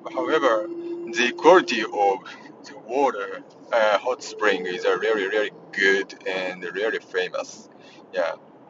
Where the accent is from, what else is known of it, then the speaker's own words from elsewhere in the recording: near Sakakibara Onsen, Mie, Japan; English is a second language; moved away; one of the very famous hot springs is located in very close to my hometown, so which is called Sakakibara Onsen, Sakakibara Hot Spring.